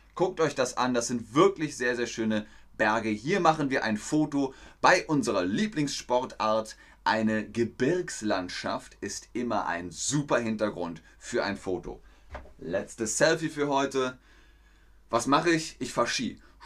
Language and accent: German; Bavaria, Germany; now in Hamburg, Germany; Ich bin ja in Bayern groß geworden, im Süden von Deutschland